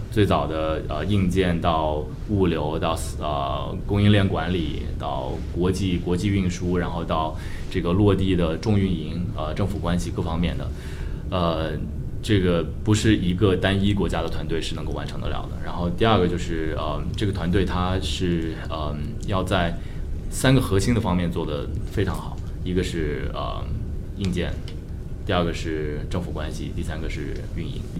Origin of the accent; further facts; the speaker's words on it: Shenzhen, Guangdong, China; moved away as an adult; now in San Francisco, United States; 本身中国人，我在，呃，深圳出生长大，然后算是一个深圳土著，可能这不是一个特别， 特别常见的一个背景吧，因为深圳毕竟是个移民城市嘛，但我还是有幸在八十年代初， 出生在深圳，然后看着深圳发展起来